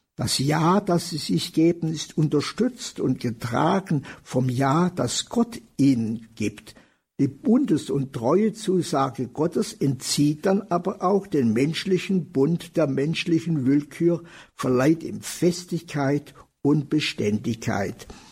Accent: Germany; bei uns in Deutschland

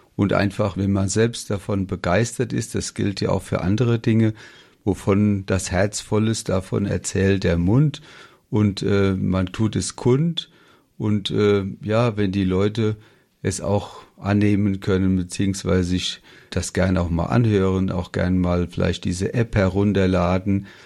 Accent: Ober-Olm, Rhineland-Palatinate, Germany; Wir kommen ja aus Oberolm bei Mainz

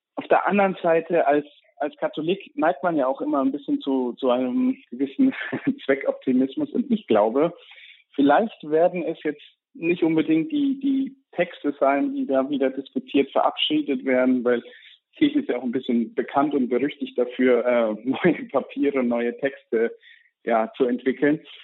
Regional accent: Germany; als Deutscher

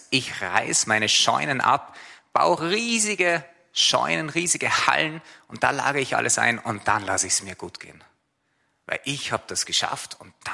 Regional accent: Austria; Ich bin Österreicher

